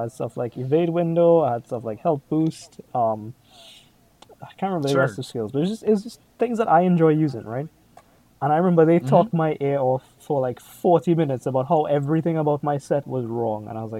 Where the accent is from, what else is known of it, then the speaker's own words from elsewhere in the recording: Trinidad & Tobago; I'm from Trinidad